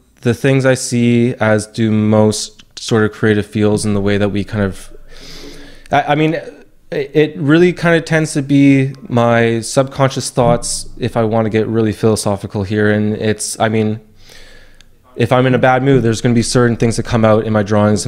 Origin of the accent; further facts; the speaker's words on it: Tsawwassen, British Columbia, Canada; moved away as an adult; I grew up in Tawasin, this small suburban town, about like half an hour away from Vancouver